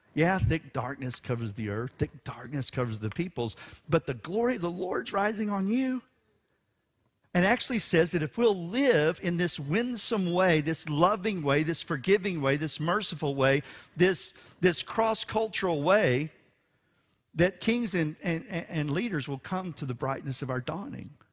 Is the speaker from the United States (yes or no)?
yes; Houston, Texas, United States; for a Texan and for a Houstonian